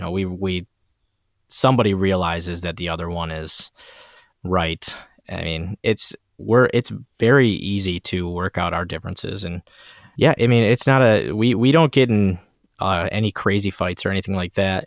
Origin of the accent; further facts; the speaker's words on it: Port Huron, Michigan, United States; my hometown of Port Huron, Michigan